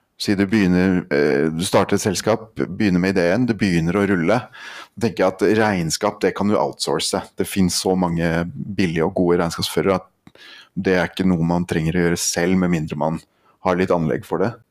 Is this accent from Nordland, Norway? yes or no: yes; Andenes, Nordland, Norway; also born or lived in Lillehammer; Jeg kommer fra Andenes oppe i nord, eh, Vesterålen